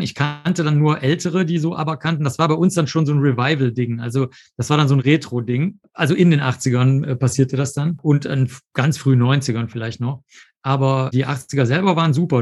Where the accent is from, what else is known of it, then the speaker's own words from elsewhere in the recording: Cologne, North Rhine-Westphalia, Germany; also born or lived in Rosenheim / New York; ich bin in Köln aufgewachsen, Köln-Zollstock